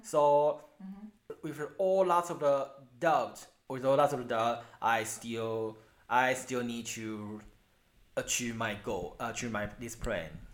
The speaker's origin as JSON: {"language": "English", "country": "Taiwan", "accent": "Taiwanese English", "second_language": "English", "said": "very very uh, very Taiwanese English"}